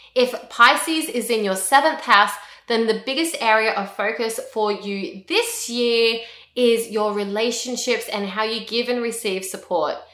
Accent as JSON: {"language": "English", "country": "Australia", "said": "I'm an Australian, I live in Australia."}